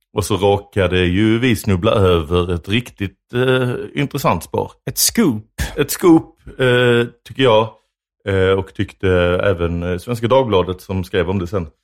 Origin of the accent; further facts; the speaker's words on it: Lund, Skåne, Sweden; jag är uppvuxen i Lund